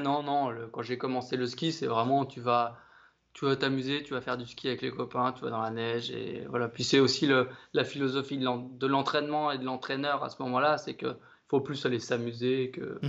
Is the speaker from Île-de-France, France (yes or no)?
no; Amancy, Auvergne-Rhône-Alpes, France; moved away as an adult; now in Besançon, France; j'ai grandi en Haute-Savoie déjà. Ouais. Euh, depuis tout petit, j'ai pas un petit village qui s'appelle Amancy, à côté de la Roche-sur-Foron